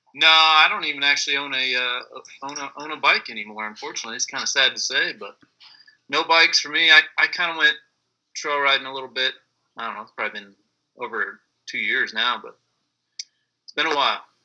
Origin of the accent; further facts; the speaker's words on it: Cherry Valley, California, United States; I'm originally from Cherry Valley, but Beaumont is uh, kind of main riding spot out here.